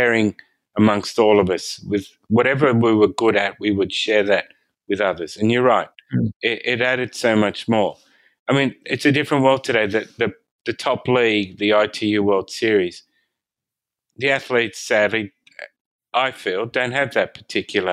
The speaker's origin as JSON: {"language": "English", "town": "Sydney", "region": "New South Wales", "country": "Australia", "tie": "born or raised there"}